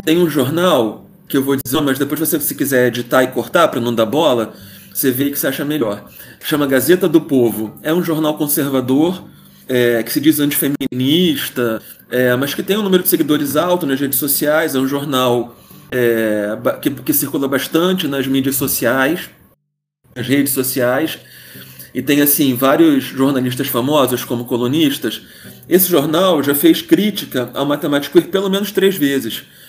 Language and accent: Portuguese; Rio de Janeiro, Brazil; cresci no Rio de Janeiro